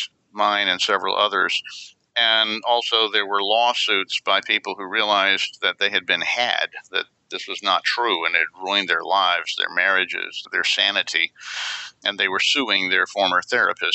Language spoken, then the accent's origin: English; Atlanta, Georgia, United States; I grew up in Atlanta, Georgia.